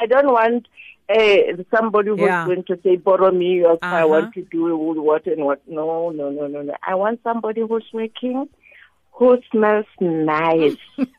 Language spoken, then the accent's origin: English; Pretoria, Gauteng, South Africa; I'm from Pretoria.